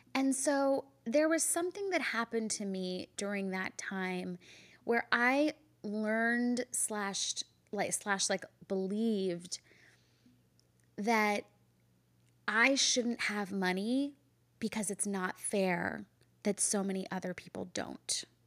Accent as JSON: {"language": "English", "country": "India", "said": "I'm Indian"}